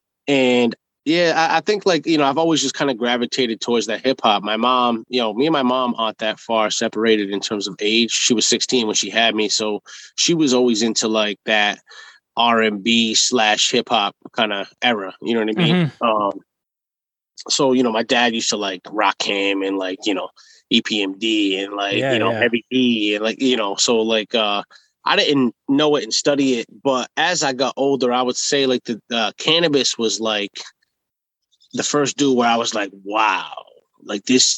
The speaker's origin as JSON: {"language": "English", "town": "Cranston", "region": "Rhode Island", "country": "United States", "tie": "born or raised there", "also_born_or_lived": "Warwick, Rhode Island", "said": "I grew up in Cranston"}